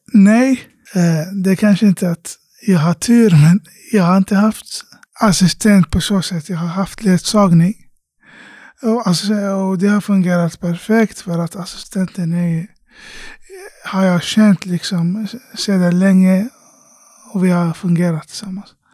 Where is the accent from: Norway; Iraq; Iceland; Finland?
Iraq; now in Sweden; hemlandet Irak, där jag kommer ifrån